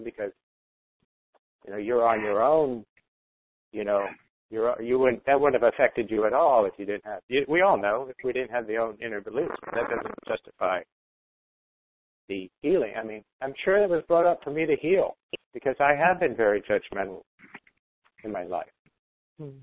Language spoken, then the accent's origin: English; Jamaica; moved away; I was brought up in Jamaica, so it used forms instead of grades